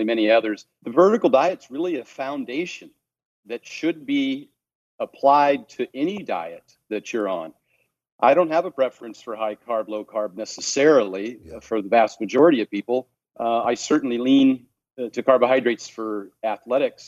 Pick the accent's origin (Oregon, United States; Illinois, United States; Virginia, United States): Oregon, United States; also born or lived in Seattle, Washington; now in Henderson, United States; born and raised in Oregon and lived in Seattle for 20 years.